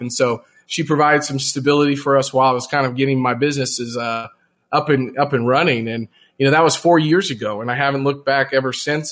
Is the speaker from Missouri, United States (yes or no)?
yes; Jefferson City, Missouri, United States; I grew up in Jefferson City, Missouri